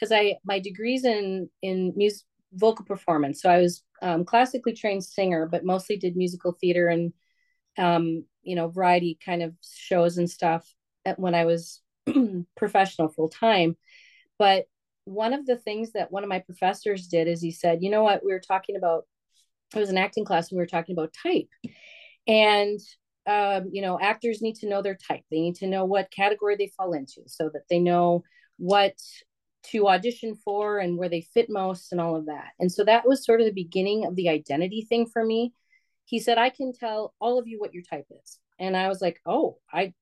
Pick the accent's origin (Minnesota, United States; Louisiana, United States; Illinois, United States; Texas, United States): Minnesota, United States; Bloomington; also born or lived in Wisconsin; I grew up in Bloomington, Minnesota